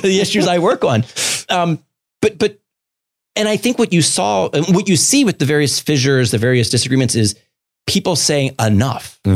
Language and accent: English; Baltimore, Maryland, United States; moved away; I grew up in Baltimore City.